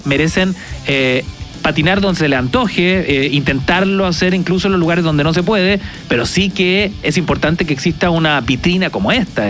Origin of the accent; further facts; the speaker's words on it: Chile; aquí somos todos chilenos